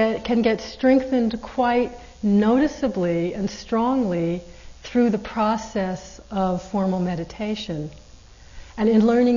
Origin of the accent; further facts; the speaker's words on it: East Coast, United States; And I'm not from California, I'm from the East Coast